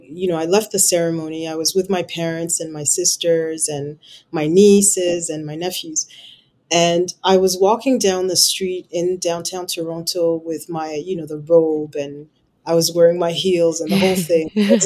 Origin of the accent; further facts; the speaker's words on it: England, United Kingdom; moved away as an adult; it took me 2.5 years to do the equivalences after when I emigrated from England.